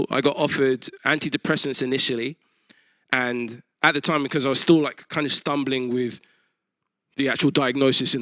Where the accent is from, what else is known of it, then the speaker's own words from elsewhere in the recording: United Kingdom; as a Christian and a British person, but also identifying as a Nigerian